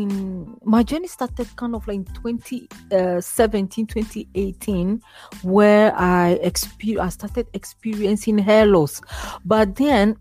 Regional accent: Ghana; moved away as an adult; now in Sweden; I grew up in Ghana, where I came from originally, and then I moved to Sweden in 2011

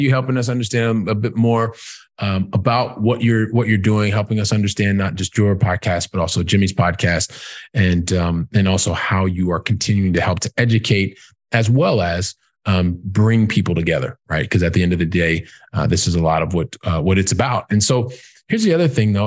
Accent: Columbus, Ohio, United States; moved away as an adult; now in Europe; I'm from Columbus, Ohio.

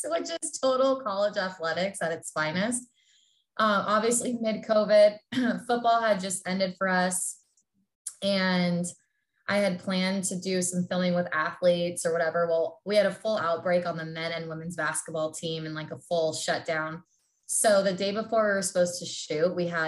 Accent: Southern California, United States; moved away as an adult; now in Iowa, United States; I'm born and raised in Southern California.

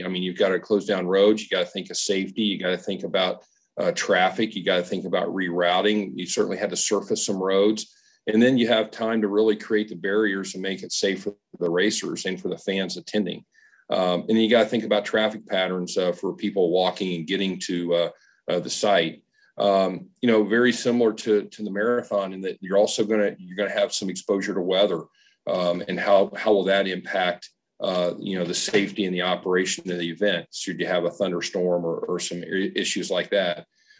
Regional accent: near Indianapolis, United States; now in Nashville, United States; I grew up near Indianapolis

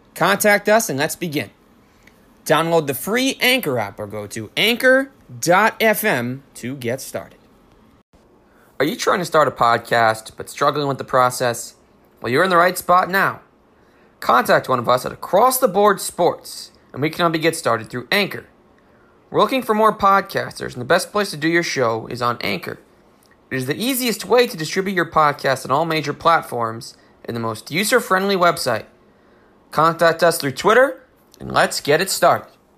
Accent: New Jersey, United States; I am from New Jersey

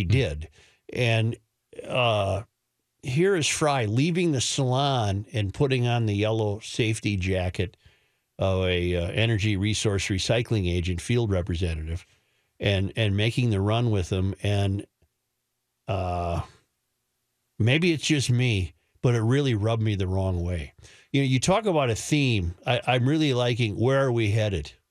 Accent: Hibbing, Minnesota, United States; now in Jacksonville, United States; So, yeah, I'm originally from Hibbing, but down here, uh, 34 degrees.

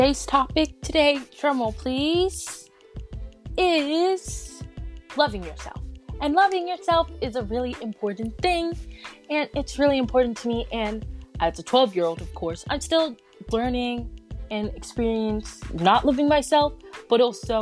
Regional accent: North Carolina, United States; also born or lived in Silver Spring, Maryland; I was born in Silver Spring, Maryland. And then I moved all the way to North Carolina in 2014.

